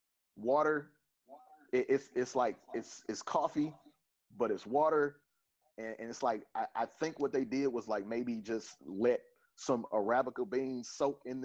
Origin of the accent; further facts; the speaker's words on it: Detroit, Michigan, United States; we're from Detroit